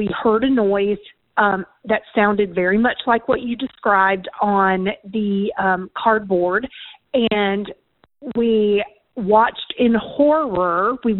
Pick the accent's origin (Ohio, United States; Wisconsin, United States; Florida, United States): Florida, United States; teenager in the 80s, watching television on a Friday night with my siblings. I grew up in Florida where cockroaches were just part of your life.